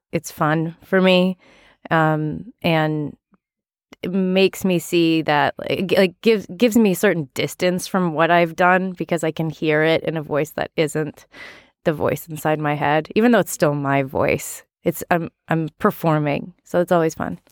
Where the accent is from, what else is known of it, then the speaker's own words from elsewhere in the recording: Massachusetts, United States; I grew up in Massachusetts